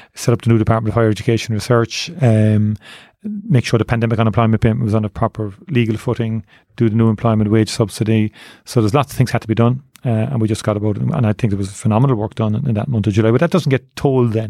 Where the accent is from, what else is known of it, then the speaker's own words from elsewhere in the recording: Cork, Munster, Ireland; I grew up in Turner's Cross. I joined Nemo Rangers when I was eight years of age